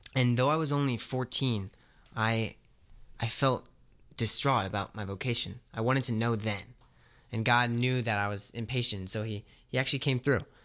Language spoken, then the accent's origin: English; Philadelphia, Pennsylvania, United States; I'm from the Philadelphia area